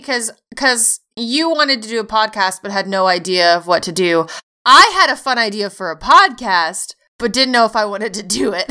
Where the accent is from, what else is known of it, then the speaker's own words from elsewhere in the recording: United States; I am American.